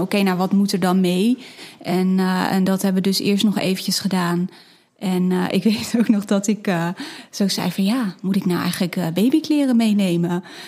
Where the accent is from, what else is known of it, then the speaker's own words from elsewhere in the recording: Hilversum area, North Holland, Netherlands; ik kom uit de omgeving van Hilversum